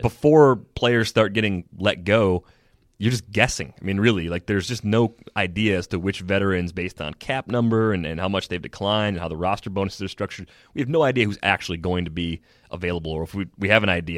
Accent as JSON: {"language": "English", "region": "Michigan", "country": "United States", "tie": "born or raised there", "moved": "yes", "lives_now": "Wisconsin, United States", "said": "I was a kid growing up in Michigan"}